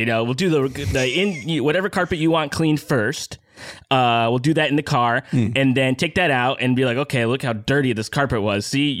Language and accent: English; Detroit, Michigan, United States; I grew up in the great city of Detroit, Michigan, of course.